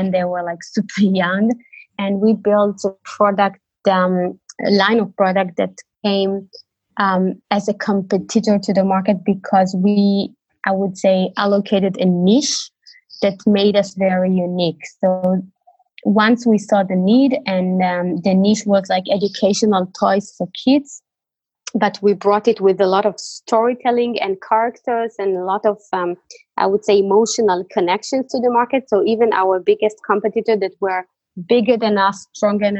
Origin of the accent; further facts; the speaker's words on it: Tel Aviv, Tel Aviv District, Israel; moved away as an adult; now in Berlin, Germany; I live in Berlin for 6 years. I'm originally from Tel Aviv